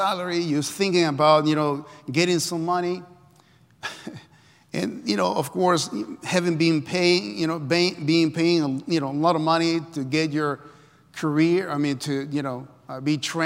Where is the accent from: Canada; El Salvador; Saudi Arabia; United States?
El Salvador; moved away as an adult; I come from Central America, El Salvador. I came when I was 20 years old.